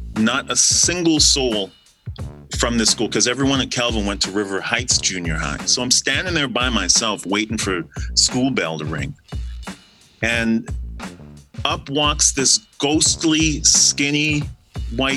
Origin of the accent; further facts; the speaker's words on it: Guyana; moved away; So I'm from Guyana. I was born in Guyana.